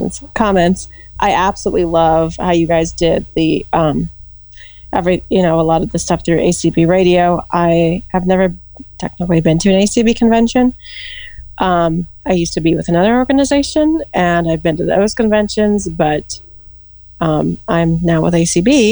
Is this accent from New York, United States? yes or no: no; Phoenix, Arizona, United States; now in Colorado, United States; I'm from Phoenix, born and raised in Phoenix